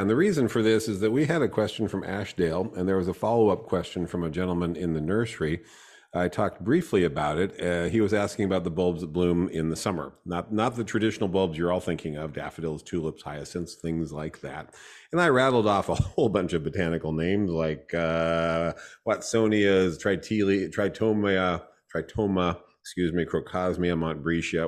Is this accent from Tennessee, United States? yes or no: no; coastal Southern California, United States; now in Sacramento Valley, United States; coastal Southern California, I grew up in Sunset Zone twenty-four, which is Klingons to the coast